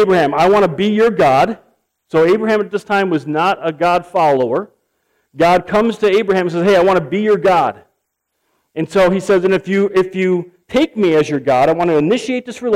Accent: United States; I'm American, but I have Norwegian heritage

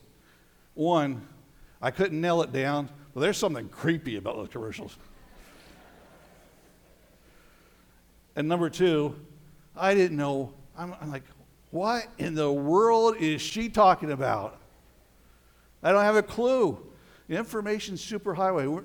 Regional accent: Colorado, United States; moved away; I spent some time growing up in Colorado

